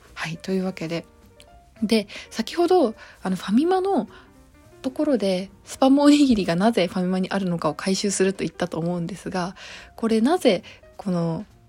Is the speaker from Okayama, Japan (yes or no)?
yes; Okayama, Japan; moved away; 地元岡山にいた時はニューデイズ知らなかった